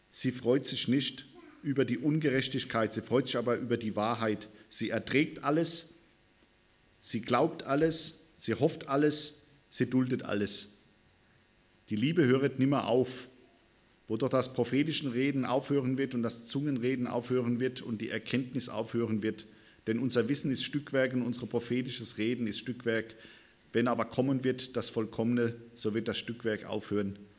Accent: Worms, Rhineland-Palatinate, Germany; now in Lörrach, Germany; ursprünglich komme ich aus, aus Worms. 1996 sind wir hierher gezogen nach Lörrach.

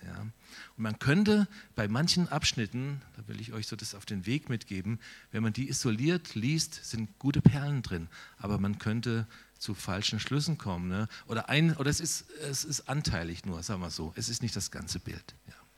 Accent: Steinen, Germany; moved away as an adult; now in Altensteig, Germany; Ich komme tatsächlich ein Stück weit aus Steinen

